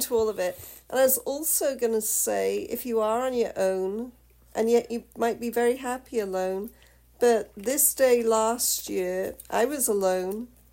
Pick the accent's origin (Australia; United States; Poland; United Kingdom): United Kingdom; I'm the Brit